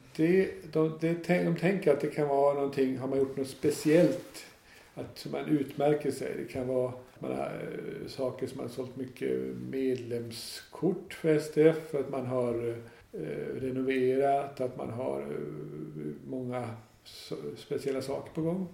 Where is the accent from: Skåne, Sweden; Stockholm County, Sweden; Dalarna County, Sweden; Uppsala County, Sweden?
Dalarna County, Sweden; now in Öland, Sweden; Jag är inte alls från Öland eller inte från Småland heller utan jag är från norra Dalarna